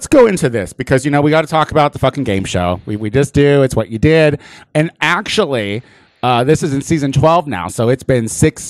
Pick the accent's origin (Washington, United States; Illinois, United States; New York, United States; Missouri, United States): Illinois, United States; I'm very white trash. I like to breathe and smoke. I'm from Illinois.